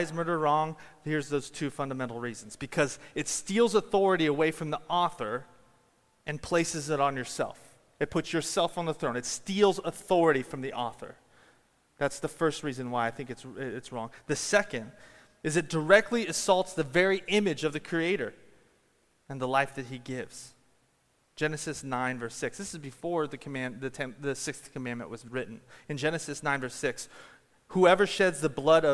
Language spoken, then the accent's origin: English; Washington, United States; moved away; I come from Washington State